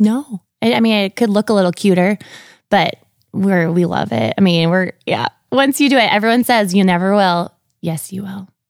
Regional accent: Sartell, Minnesota, United States; moved away as an adult; now in Brandon, United States; I grew up in Sartell, Minnesota. So it's central, right outside of Saint Cloud

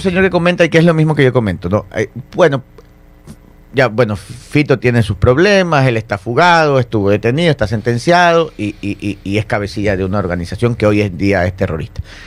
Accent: Ecuador; Uno como ecuatoriano

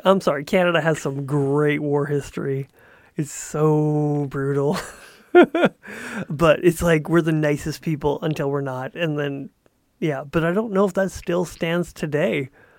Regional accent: United States; yeah, I'm from America, I love my country, it's really amazing.

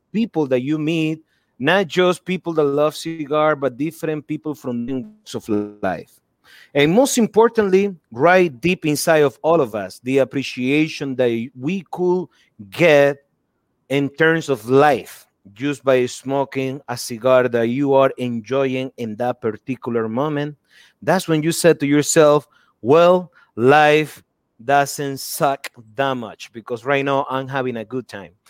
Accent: Nicaragua; moved away; growing up in Nicaragua

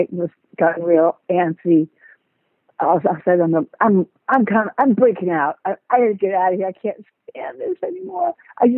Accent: Seattle, Washington, United States; now in Florida, United States; I'm from Seattle, Washington

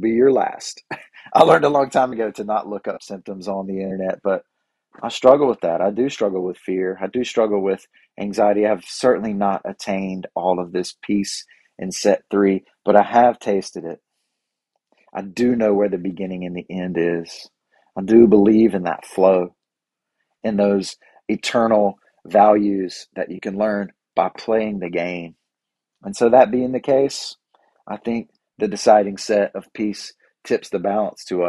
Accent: North Carolina, United States; I'm from North Carolina

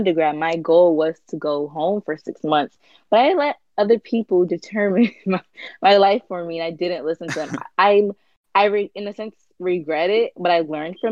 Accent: United States; also born or lived in Honduras; I was born in the United States

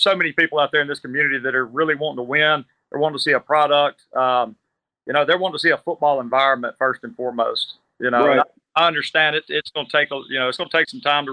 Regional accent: Natchez, Mississippi, United States; moved away as an adult; now in Gulf Coast, Mississippi, United States; I'm from Natchez, Mississippi. I grew up my dad was a football coach at South Natchez

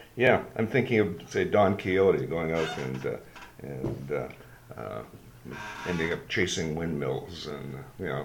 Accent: Sault Ste. Marie, Ontario, Canada; growing up in Sault Ste. Marie and growing up in Alec Muir Public School

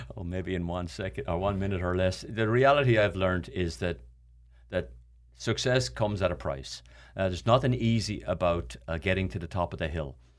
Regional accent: Ireland; moved away; I grew up in Ireland where water was not an issue

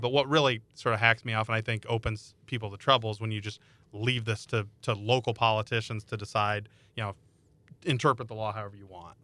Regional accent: Iowa, United States; I grew up in Iowa

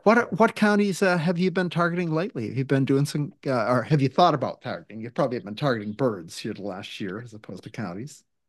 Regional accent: Maine, United States; now in Washington, United States; I grew up in Maine, and it feels like Maine

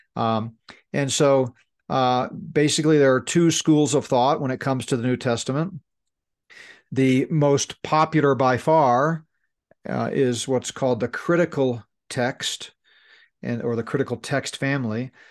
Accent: United States; we're American

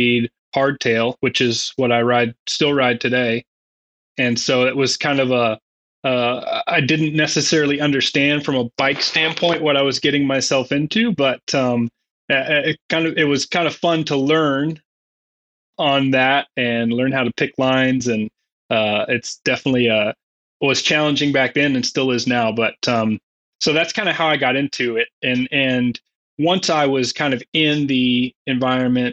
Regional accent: Joplin, Missouri, United States; moved away as an adult; also born or lived in Fayetteville, Arkansas; now in Bentonville, United States; growing up in Missouri

